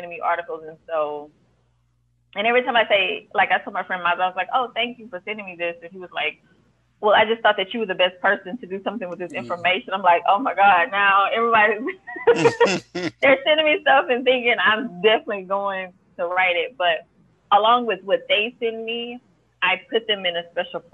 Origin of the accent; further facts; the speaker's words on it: Houston, Texas, United States; I'm born and raised in Houston